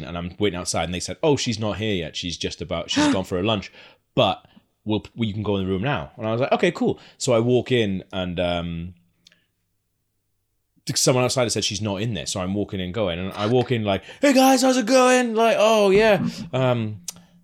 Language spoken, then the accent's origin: English; Wales, United Kingdom